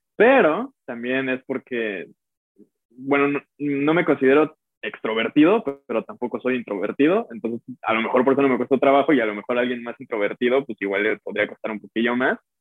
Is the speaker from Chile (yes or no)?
no; Mexico; moved away as an adult; now in United States; soy mexicano, y soy un músico mexicano, y, y representamos a México